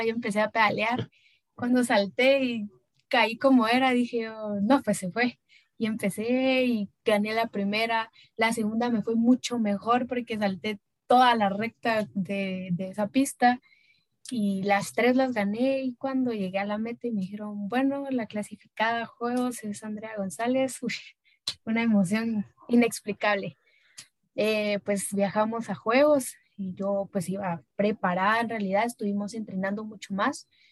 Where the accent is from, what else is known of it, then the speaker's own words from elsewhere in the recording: Guatemala; soy guatemalteca